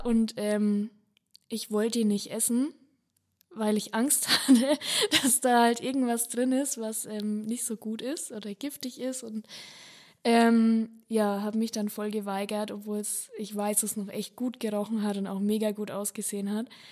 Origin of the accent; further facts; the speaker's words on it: Franconia, Bavaria, Germany; bei uns in Franken